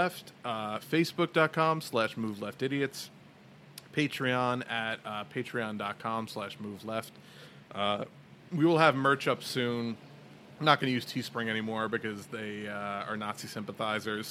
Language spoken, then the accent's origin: English; New York, United States; From New York